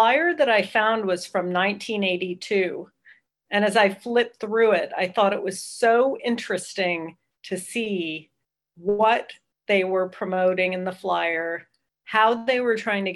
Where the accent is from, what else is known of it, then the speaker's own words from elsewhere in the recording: Southern California, United States; now in Oakland, United States; I grew up in Southern California